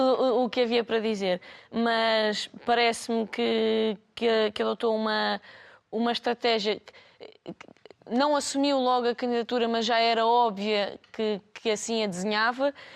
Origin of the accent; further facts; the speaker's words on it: Lisbon, Portugal; nós somos alfacinhas